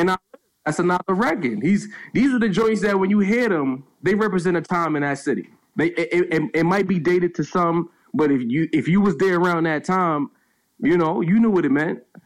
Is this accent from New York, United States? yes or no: yes; New York City, New York, United States; I'm originally from Brownsville, fringe '90s area